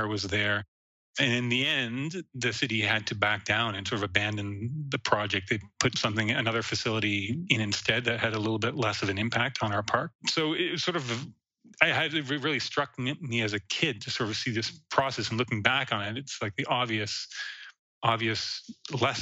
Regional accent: Halifax, Nova Scotia, Canada; moved away; also born or lived in Montreal, Quebec; I was born in Montreal, but spent most of my childhood in Halifax, Nova Scotia, so on the Atlantic coast, in a part of Halifax, which used to be its own independent city called Dartmouth

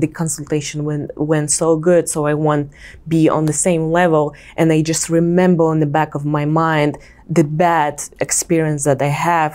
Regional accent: Kazakhstan; moved away as an adult; now in New York, United States; I'm from Kazakhstan. I finished high school there. I went to university for 3 years and I didn't finish

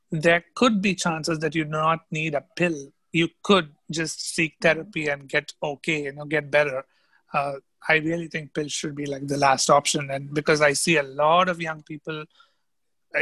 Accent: India; also born or lived in New York, United States / Minnesota, United States; suddenly I found myself packing my bags to go back to India. And when I came back home

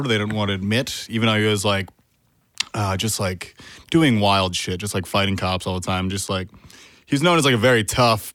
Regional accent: upstate New York, United States; also born or lived in Vermont; I was born in Vermont, and then as a baby, when I was about 3, we moved to upstate New York.

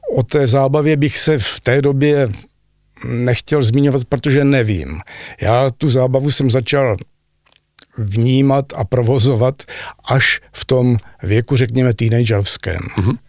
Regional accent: Zlín, Zlín Region, Czechia; moved away as an adult; also born or lived in Austria; já jsem rodilý Zlíňák

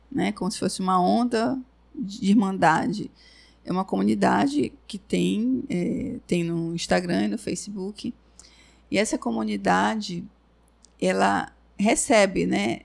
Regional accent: Brazil; eu sou brasileira

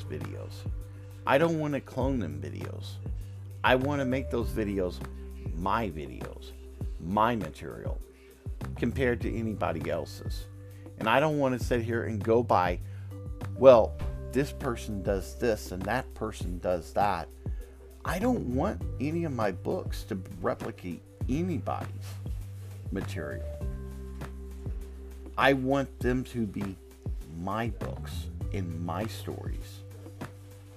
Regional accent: the South, United States; accent: Southern drawl; moved away; also born or lived in the North (US); I got a Southern drawl

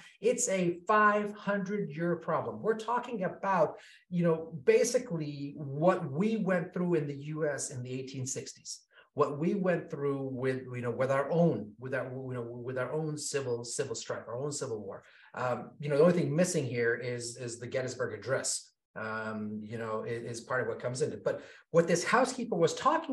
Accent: Kenya; I was born in Kenya.

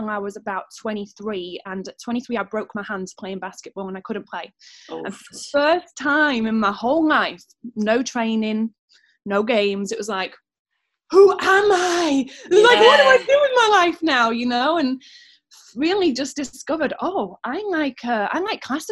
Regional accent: Doncaster, Yorkshire and the Humber, United Kingdom; I'm from Doncaster

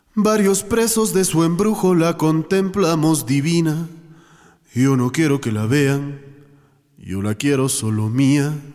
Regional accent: Quito, Pichincha, Ecuador; yo soy quiteño

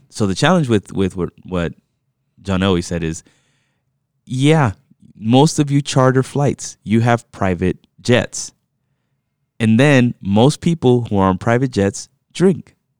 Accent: New York, United States; I was born in New York, and therefore, I default to New York teams

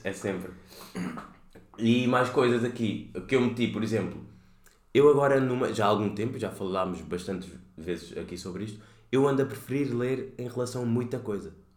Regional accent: Cape Verde; moved away as an adult; also born or lived in Lisbon, Portugal; Vim de Cabo Verde

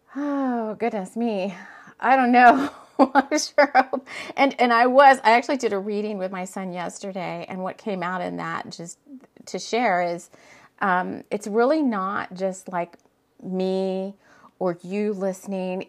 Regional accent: South Texas, United States; moved away as an adult; I moved from Texas. Um, I lived in Texas, South Texas pretty much my whole entire life.

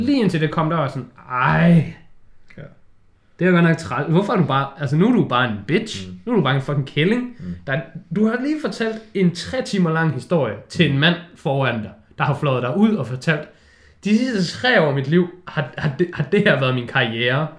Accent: Denmark; vi som danskere

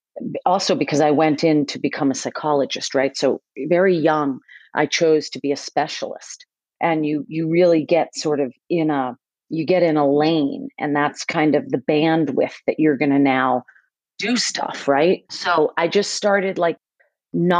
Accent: Westwood, Massachusetts, United States; I grew up like in a suburb outside of Boston, Mass, and called Westwood

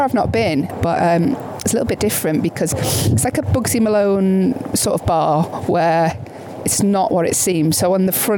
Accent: North Wales, United Kingdom; moved away as an adult; also born or lived in Chester / Birkenhead / Manchester; I was born in Chester. Yeah, but then I grew up in North Wales. I'm between there and Birkenhead.

